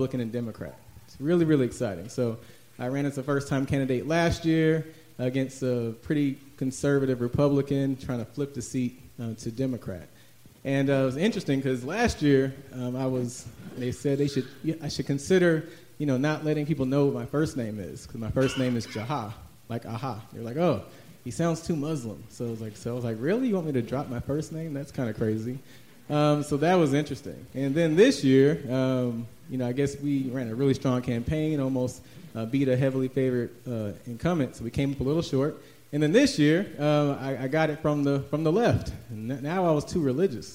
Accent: Atlanta, Georgia, United States; also born or lived in Washington, D.C. / Chicago; I grew up in Atlanta, went to Mays High School

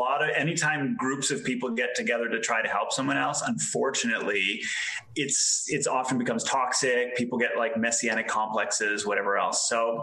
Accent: Canada; also born or lived in Europe; I'm Canadian. So I grew up for part of my life in Canada, part of my life in Europe. So I definitely have no idea where I'm from anymore.

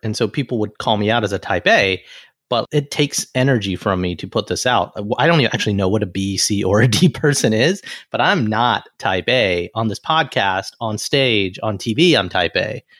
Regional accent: Alabama, United States; moved away; Because brown kid, I grew up in Alabama. And there were only 13 other Indian families or so. So there weren't other brown kids.

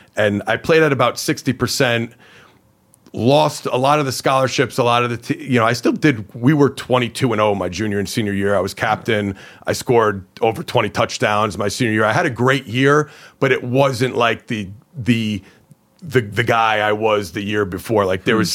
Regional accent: Hawthorne, New Jersey, United States; I grew up in Hawthorne, New Jersey

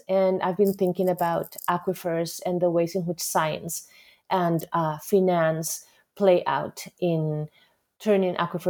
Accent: Costa Rica; moved away as an adult; now in United States; I am originally from Costa Rica. I have been working in academia in the United States for a while now. I came to the United States to do my master's degree and continued into a PhD program

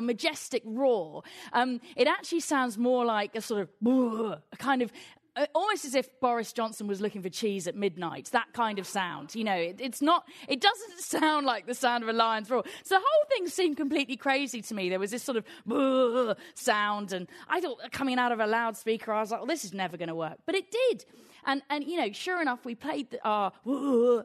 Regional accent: England, United Kingdom; I'm from England

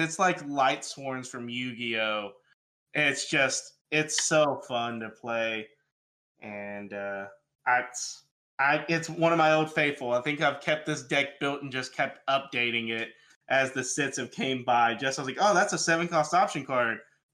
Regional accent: Alabama, United States; moved away as an adult; now in Tennessee, United States; I'm from Alabama

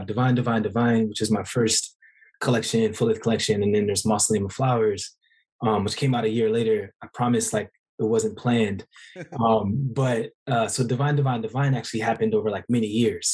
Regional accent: Oakland, California, United States; I'm from Oakland

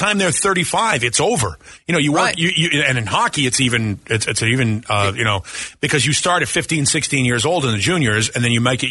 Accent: Boston, Massachusetts, United States; now in Phoenix, United States; I grew up in Boston

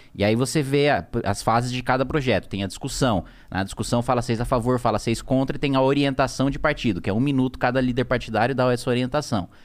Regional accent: Indaiatuba, São Paulo, Brazil; also born or lived in Salto, São Paulo; eu fui criado em Dayatuba, que é uma cidade do lado. Uhum. Tudo ali na região de Campinas

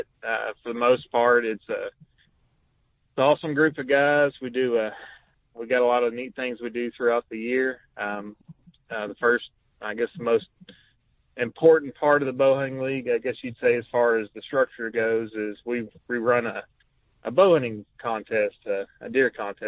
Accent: Tennessee, United States; moved away as an adult; So, I'm from Tennessee. I moved up to Indiana a little over 6 years ago. I work for the Department of Defense.

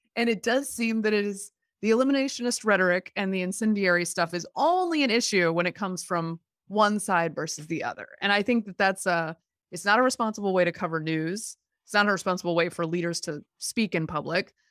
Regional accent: Durham, North Carolina, United States; this wonderful science museum in my hometown

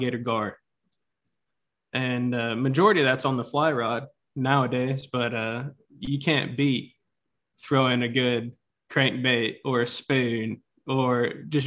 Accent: Tennessee, United States; also born or lived in Texas; now in Northeast Texas, United States; I'm from Texas, originally grew up in Tennessee

